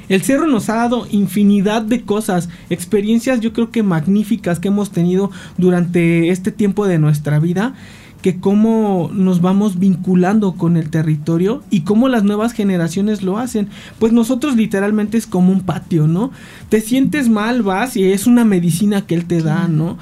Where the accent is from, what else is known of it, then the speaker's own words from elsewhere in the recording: Cuernavaca, Morelos, Mexico; nosotros somos nativos de Cuernavaca